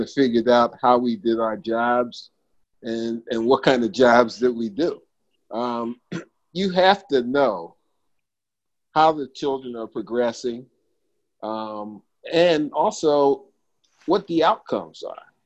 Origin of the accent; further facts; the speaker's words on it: Philadelphia, Pennsylvania, United States; I'm from Philadelphia, PA